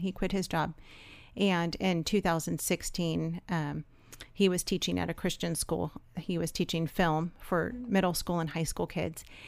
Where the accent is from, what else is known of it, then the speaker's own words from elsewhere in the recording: Los Angeles, California, United States; moved away as an adult; also born or lived in Georgia; we're from Los Angeles